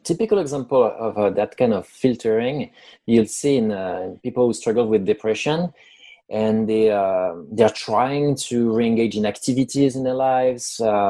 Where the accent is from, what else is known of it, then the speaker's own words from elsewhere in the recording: France; accent: French; English is a second language; moved away as an adult; now in United States; I'm French. I was born in France. I've lived in the US for almost 10 years now. I know my English is good enough to answer an interview and to be understood. I've had nice comments about my accent.